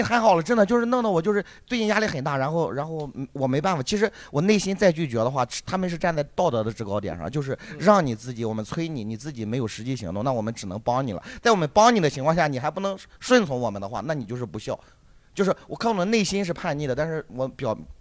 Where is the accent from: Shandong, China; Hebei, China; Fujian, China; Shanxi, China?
Shandong, China; now in Hangzhou, China; 大家好，我是来自山东的脱口秀演员